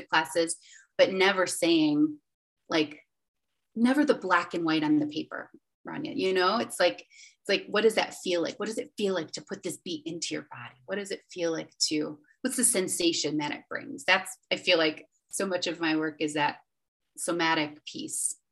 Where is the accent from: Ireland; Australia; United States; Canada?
United States; Western New York; moved away as an adult; also born or lived in Charlotte, North Carolina; I'm from Western New York.